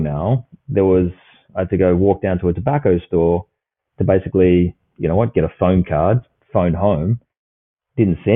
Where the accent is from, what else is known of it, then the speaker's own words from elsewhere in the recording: Perth, Western Australia, Australia; I grew up here in Perth